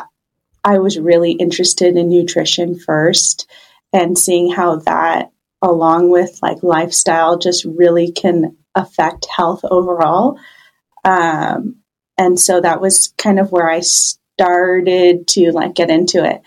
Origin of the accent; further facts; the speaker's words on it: Baja California, Mexico; moved away as an adult; now in Central Oregon, United States; I'm actually originally from Baja, California